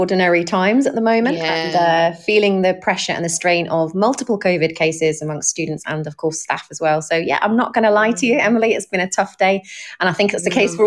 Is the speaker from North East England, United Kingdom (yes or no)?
no; Corby, East Midlands, United Kingdom; I'm from Corby in Northamptonshire, and the school where I'm currently the head teacher is Lodge Park Academy in Corby, so it's in my hometown